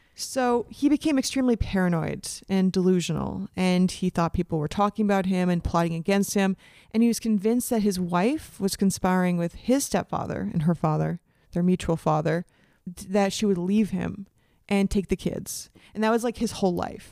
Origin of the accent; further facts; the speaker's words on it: Canada; also born or lived in United States; I was born in the States, but educated in Canada